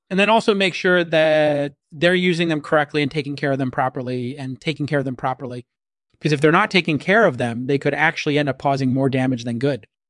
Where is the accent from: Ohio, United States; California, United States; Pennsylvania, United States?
California, United States; San Francisco Bay Area; I grew up in the San Francisco Bay Area